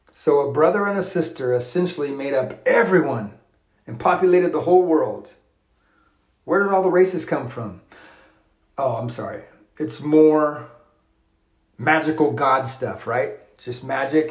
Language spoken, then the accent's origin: English; United States; as an American